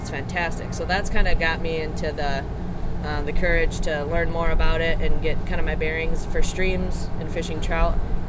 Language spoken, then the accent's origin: English; Wisconsin, United States; born or raised there; moved away